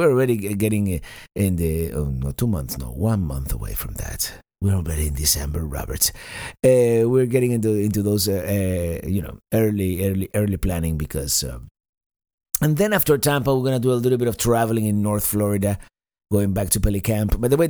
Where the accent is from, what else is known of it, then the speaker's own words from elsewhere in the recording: Cuba; moved away; also born or lived in Spain; I grew up in this period of time in Cuba